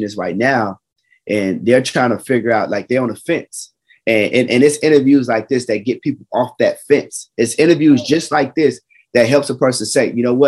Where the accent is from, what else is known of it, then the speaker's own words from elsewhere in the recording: Chicago, Illinois, United States; I'm from Chicago